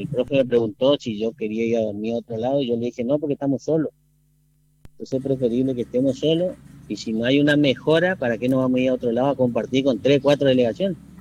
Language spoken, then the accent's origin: Spanish; Presidencia Roque Sáenz Peña, Chaco, Argentina; yo soy nacido y criado en, en Presidencia de Roque Peña.